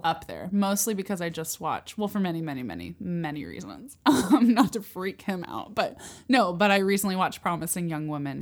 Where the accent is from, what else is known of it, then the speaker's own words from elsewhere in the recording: San Luis Obispo, California, United States; I was born in San Luis Obispo, California